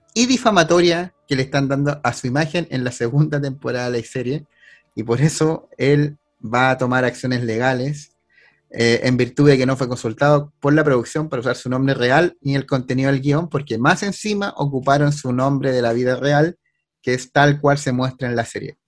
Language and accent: Spanish; Chile